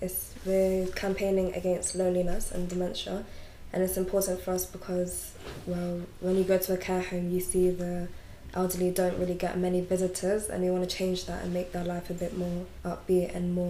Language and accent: English; London, United Kingdom; I'm 16, and I'm also from West London.